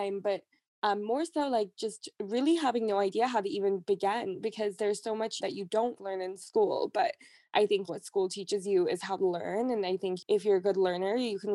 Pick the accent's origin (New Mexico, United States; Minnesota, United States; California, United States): California, United States; Silicon Valley; I grew up in California in Silicon Valley.